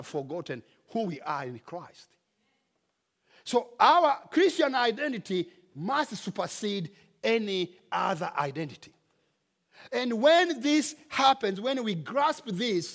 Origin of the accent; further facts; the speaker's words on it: Rwanda; now in United States; In my home country, in Rwanda